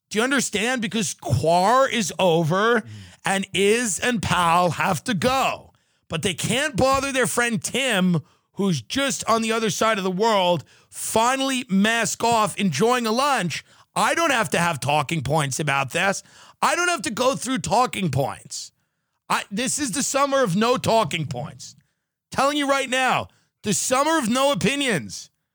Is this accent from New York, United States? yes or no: yes; Long Island, New York, United States; an Irish Catholic from Long Island